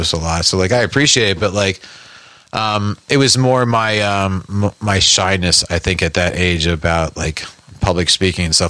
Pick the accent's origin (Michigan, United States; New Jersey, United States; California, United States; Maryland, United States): New Jersey, United States; West Orange; I'm from Jersey